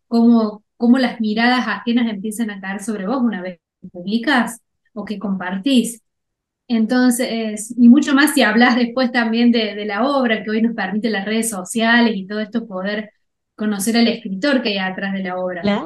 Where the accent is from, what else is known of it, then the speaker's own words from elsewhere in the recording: Cruz del Eje, Córdoba, Argentina; yo soy de Cruz del Eje